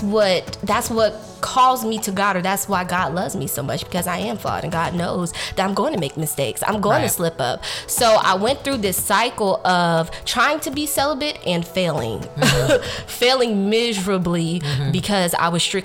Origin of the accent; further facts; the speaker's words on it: Baton Rouge, Louisiana, United States; moved away as an adult; also born or lived in Texas; I'm originally from Baton Rouge, Louisiana, and I came to Texas for school